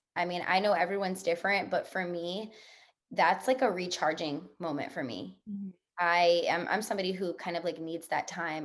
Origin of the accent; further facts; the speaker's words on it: New Orleans, Louisiana, United States; moved away; I'm from New Orleans, Louisiana.